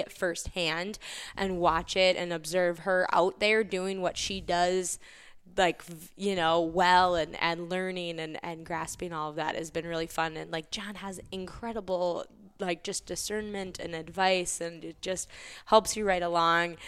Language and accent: English; Elk River, Minnesota, United States; born and raised in Elk River, Minnesota